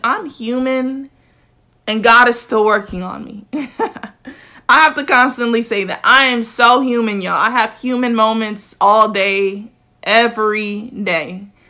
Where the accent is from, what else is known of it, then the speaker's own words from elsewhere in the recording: South Florida, United States; I'm from South Florida, so my grammar is a little bit different